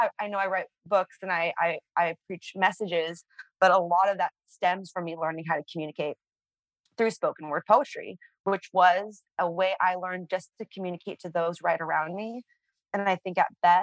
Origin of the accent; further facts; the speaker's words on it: San Francisco, California, United States; I grew up on the streets of San Francisco.